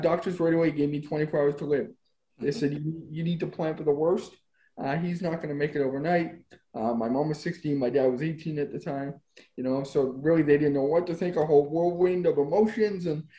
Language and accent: English; Spruce Grove, Alberta, Canada; also born or lived in Edmonton, Alberta; I'm born in Edmonton, Alberta. I grew up in Spruce Grove, Alberta, about 15 minutes west